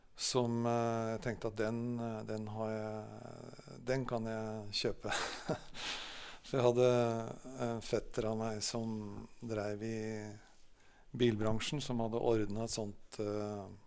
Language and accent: Norwegian; Jaren, Gran, Innlandet, Norway; Jeg vokste opp på Salem Jarn, da. På, rett borti bygda her.